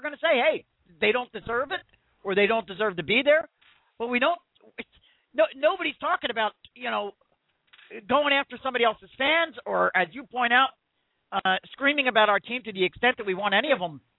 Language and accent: English; Philadelphia, Pennsylvania, United States; I'm from the Philadelphia region